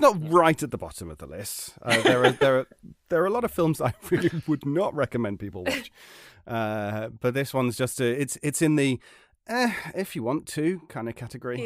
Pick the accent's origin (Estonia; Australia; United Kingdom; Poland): United Kingdom; as a British person